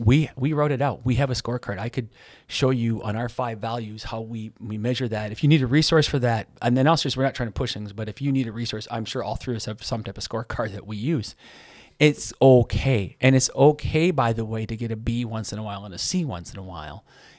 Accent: United States; I'm an American

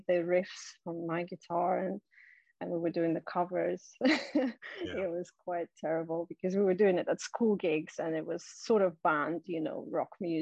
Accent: Siberia, Russia; moved away; I'm originally from Siberia. So in Siberia, where I was at school, there was a school band

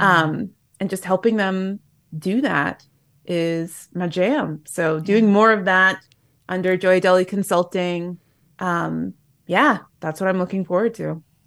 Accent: Japan; moved away; I'm going back home to my hometown in Japan

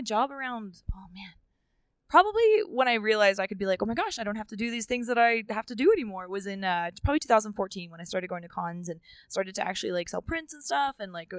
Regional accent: New Zealand; moved away; also born or lived in Reno, Nevada; I was born in Reno, Nevada, but my mom and dad, my mom is from New Zealand and my dad is from the US, and they raised me in New Zealand

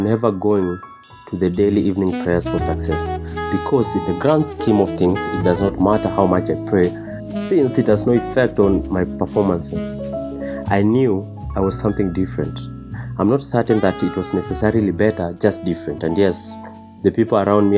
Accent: Nairobi, Kenya; I was born in Kenyatta Hospital to a 21-year-old Dr. Pauline

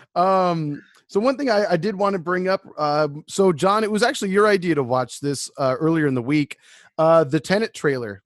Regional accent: United States; we're American

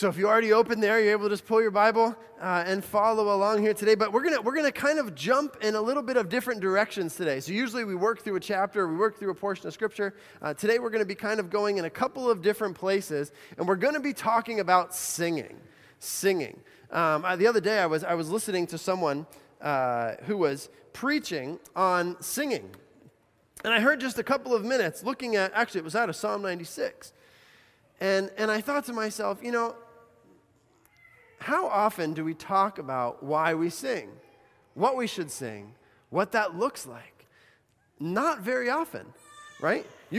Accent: Bolivia; I think of growing up in Bolivia.

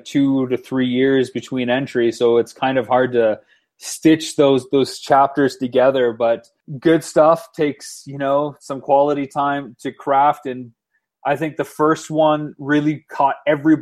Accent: London, Ontario, Canada; Ryan Gosling from my hometown of London, Ontario

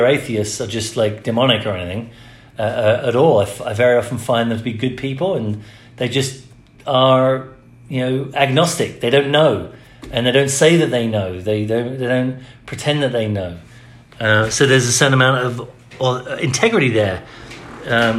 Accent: England, United Kingdom; now in United States; I grew up in the Church of England. When I moved to America, I couldn't go to the Church of England anymore

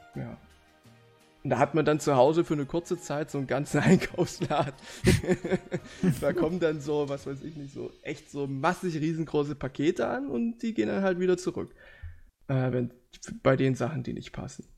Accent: Leipzig, Saxony, Germany; also born or lived in Halle; ich studiere ja in Halle und ich komme aus Leipzig

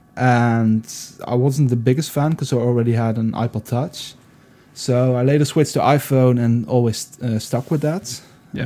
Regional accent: Netherlands; also born or lived in Eindhoven; I'm from the Netherlands. I live in Eindhoven

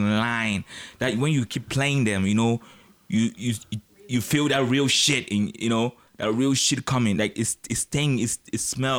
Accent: West Coast, United States; You know, I'm from the West Coast, you know.

